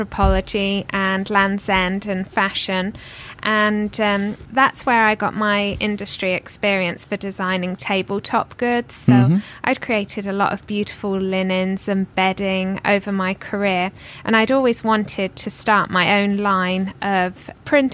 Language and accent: English; Northampton, East Midlands, United Kingdom; accent: British; moved away as an adult; now in United States; I'm from Northampton, which is a market town, which is about 60 miles north of London.